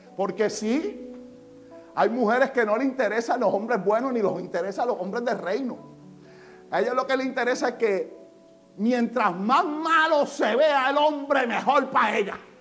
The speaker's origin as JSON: {"language": "Spanish", "country": "Puerto Rico", "said": "En Puerto Rico pasa aún cuando nosotros somos ciudadanos americanos."}